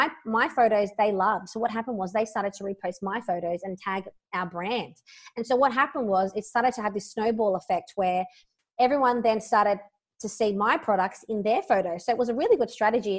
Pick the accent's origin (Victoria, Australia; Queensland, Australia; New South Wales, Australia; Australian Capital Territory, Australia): New South Wales, Australia; Sydney; I'm from Sydney, Australia